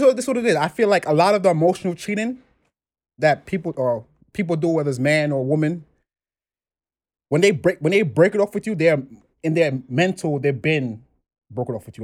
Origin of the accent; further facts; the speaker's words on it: New York City, New York, United States; also born or lived in Brooklyn, New York; from the Bronx, New York. I've been in the Bronx all my life. Now in Brooklyn